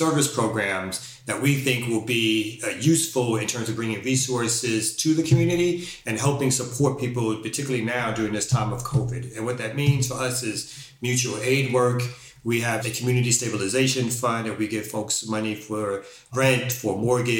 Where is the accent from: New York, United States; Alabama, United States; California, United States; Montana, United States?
New York, United States; New York City; moved away as an adult; I'm originally from Brooklyn, New York